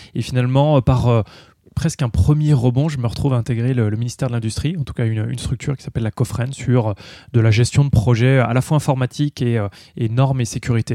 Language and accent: French; Vosges, Grand Est, France; je suis originaire euh, de l'Est, je suis vosgien d'origine